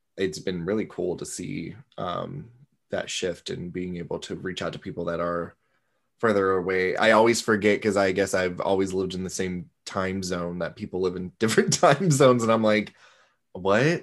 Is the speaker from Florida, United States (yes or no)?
yes; Florida, United States; where are you from?" Florida